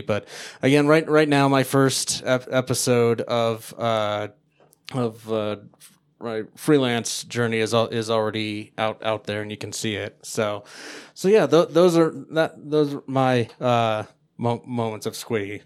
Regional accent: Denver, Colorado, United States; I didn't leave my hometown

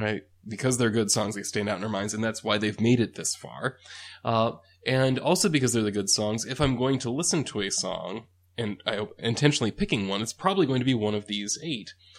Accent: United States; as an American

